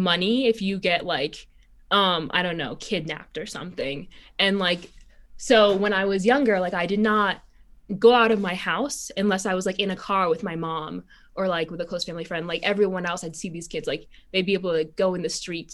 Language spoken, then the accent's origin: English; Haiti; born or raised there; now in United States